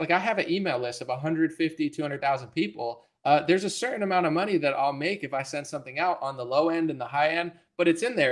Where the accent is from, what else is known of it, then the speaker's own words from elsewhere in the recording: United States; I'm an American. I'm not a Russian